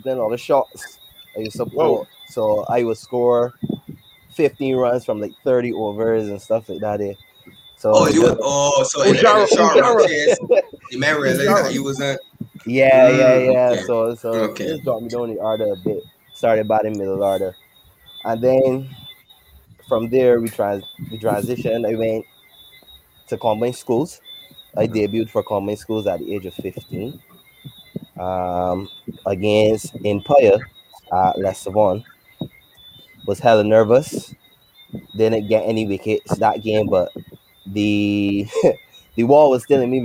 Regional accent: Saint Andrew, Barbados; I come from St. Andrew, playing cricket, playing T-ball cricket in the road, not playing cricket in primary school

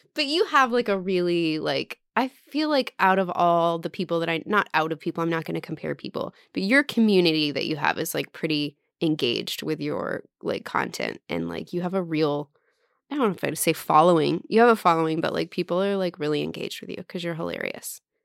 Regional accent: Texas, United States; moved away as an adult; also born or lived in Oklahoma; I wasn't from Oklahoma, I was from Texas

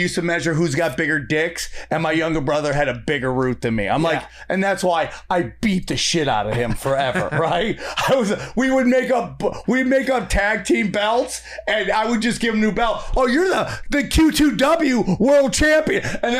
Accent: Syracuse, New York, United States; it's my hometown, is the market big enough to sustain? Because where is this? Upstate New York.

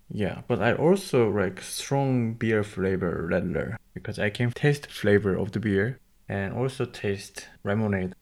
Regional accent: South Korea; now in Germany; from South Korea.

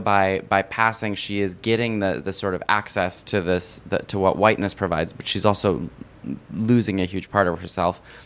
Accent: United States; I'm an American

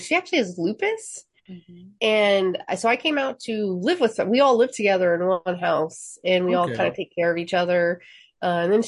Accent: Seattle, Washington, United States; moved away as an adult; also born or lived in New Jersey / South Carolina; I was born and raised in Seattle.

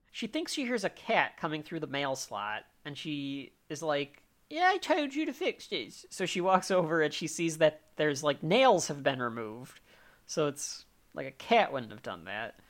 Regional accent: United States; I'm also an American

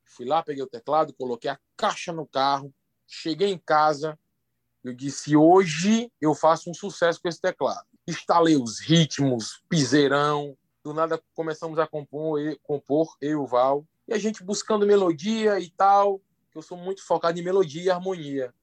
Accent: Santa Rita, Paraíba, Brazil; sou da Paraíba, sou de Santa Rita

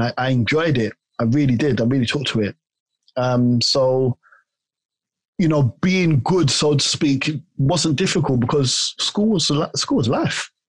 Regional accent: London, United Kingdom; also born or lived in Tooting / Hertfordshire / Ghana (ancestry); I was raised in Clapham Junction

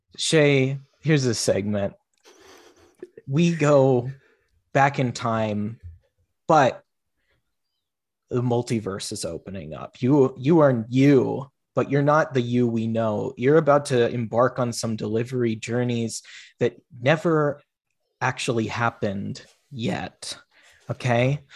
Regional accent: Federal Way, Washington, United States; I tell people I'm from Seattle, but I'm really from Federal Way

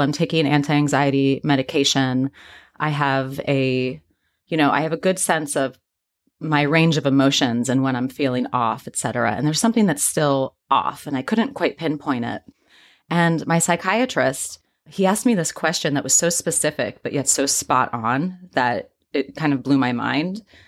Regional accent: Midwest, United States; I grew up in the Midwest

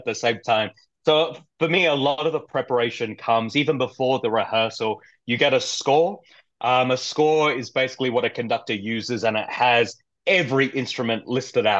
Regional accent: Perth, Western Australia, Australia; moved away as an adult; now in Colorado, United States; I'm from Australia, Perth, Western Australia, which is far away from everything.

